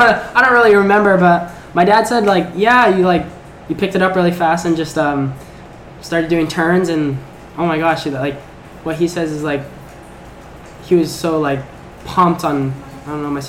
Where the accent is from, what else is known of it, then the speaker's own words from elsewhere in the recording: Oceanside, California, United States; also born or lived in Kauai, Hawaii; I lived there for 5 years, and the reason we moved from Kauai to back to Oceanside was just schools, just better education in California, and just been there ever since.